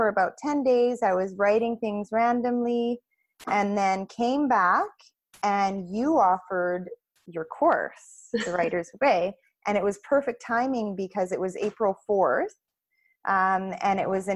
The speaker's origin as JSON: {"language": "English", "region": "Nova Scotia", "country": "Canada", "moved": "yes", "lives_now": "Chilliwack, Canada", "said": "I'm actually from Nova Scotia originally."}